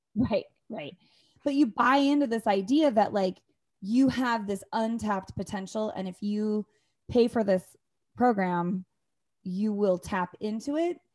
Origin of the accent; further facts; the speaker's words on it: Northern Idaho, United States; I come from Northern Idaho